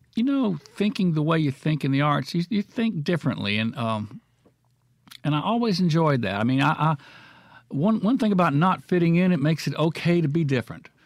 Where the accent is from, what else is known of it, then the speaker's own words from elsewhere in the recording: Florence, Mississippi, United States; also born or lived in Brookhaven, Mississippi / Amory, Mississippi; I grew up in Florence and my father was a coach